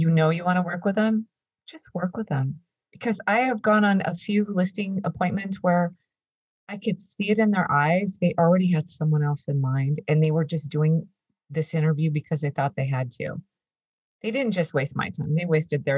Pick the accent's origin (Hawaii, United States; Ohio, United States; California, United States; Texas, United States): California, United States; Santa Cruz area; I grew up here in my area. This is where I'm from